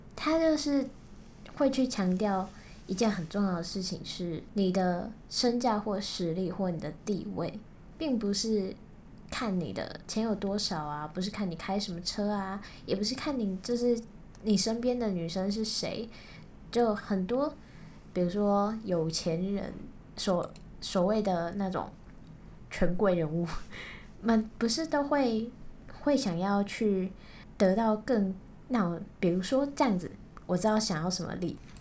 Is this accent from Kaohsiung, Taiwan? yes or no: yes; Kaohsiung, Taiwan; 我是高雄人